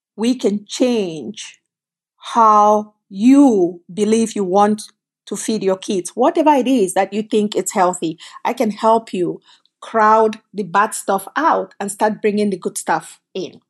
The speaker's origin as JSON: {"language": "English", "country": "Cameroon", "tie": "born or raised there", "also_born_or_lived": "Canada", "moved": "as an adult", "lives_now": "United States"}